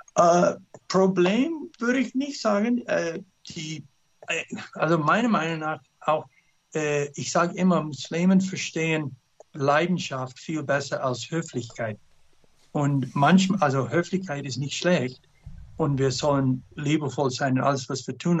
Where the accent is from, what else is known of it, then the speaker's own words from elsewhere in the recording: United States; German is a second language; moved away as an adult; also born or lived in Canada / Turkmenistan / Turkey; Mein Papa war Kanadier, Mutter Amerikanerin. Äh, ich bin in Kanada geboren, äh, in Amerika großgewachsen.